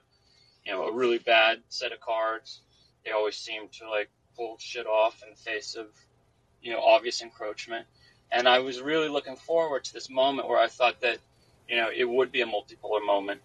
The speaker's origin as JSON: {"language": "English", "country": "United States", "also_born_or_lived": "Kyiv, Ukraine", "said": "I'm from the United States"}